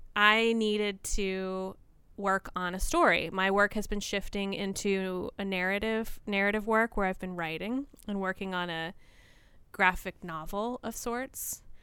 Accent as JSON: {"language": "English", "region": "rural Tennessee", "country": "United States", "tie": "born or raised there", "also_born_or_lived": "Nashville, Tennessee / Baltimore / New York", "moved": "yes", "lives_now": "Port Townsend, United States", "said": "I was born in Nashville, Tennessee, but my family quickly moved into a rural area in Tennessee"}